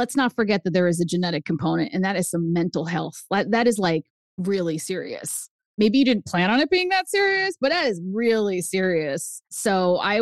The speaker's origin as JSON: {"language": "English", "region": "New Hampshire", "country": "United States", "tie": "born or raised there", "first_language": "Spanish", "second_language": "English", "said": "we moved to New Hampshire. I'm the only brown kid."}